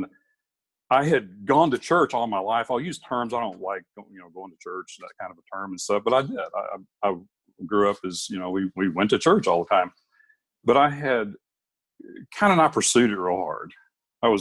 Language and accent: English; Alabama, Tennessee, the South, United States; now in Alaska, United States; I grew up in Alabama, Tennessee